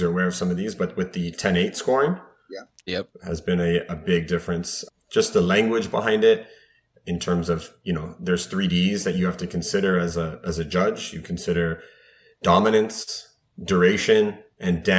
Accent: Mississauga, Ontario, Canada; born and raised in Mississauga.

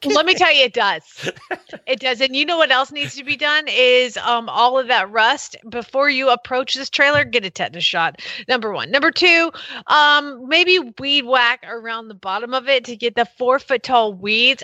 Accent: Georgia, United States; I'm from Georgia. I can talk like this because this is how my daddy sounds

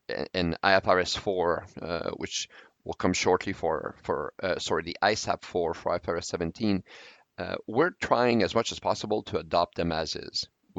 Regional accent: Canada; I'm a Canadian and I'm an actuary.

